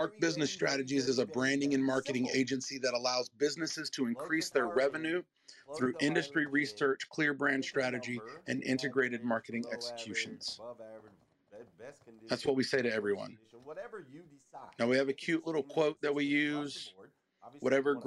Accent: the South, United States; I'm from the South

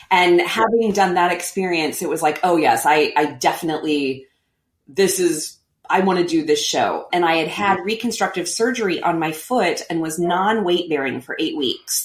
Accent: Missouri, United States; moved away as an adult; also born or lived in Manhattan, New York; I'm originally from Missouri and I always had this longing to come home

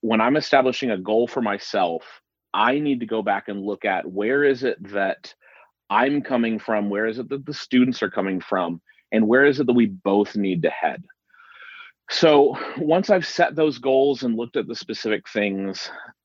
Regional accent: Dayton, Ohio, United States; moved away as an adult; also born or lived in Nashville, Tennessee; now in Thomasville, United States; I am originally from Dayton, Ohio. I lived there the entire time that I was growing up until I left for college.

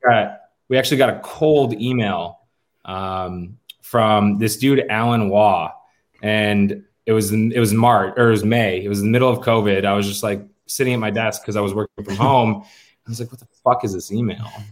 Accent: Rochester, New York, United States; moved away as an adult; also born or lived in Fredonia, New York; now in Nashville, United States; I'm from Rochester, New York.

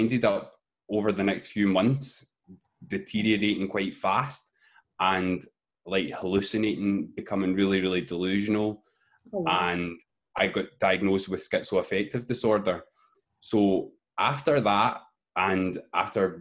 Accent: Glasgow, Scotland, United Kingdom; I come from Scotland in the UK in a place called Glasgow

